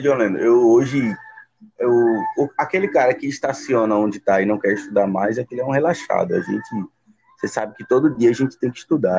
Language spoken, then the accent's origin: Portuguese; São Paulo, Brazil; now in Pernambuco, Brazil; fui nascido e criado em São